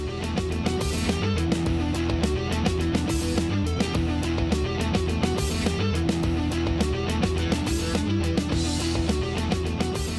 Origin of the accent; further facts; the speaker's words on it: Cleveland, Ohio, United States; moved away; I grew up in Cleveland and saw the team move away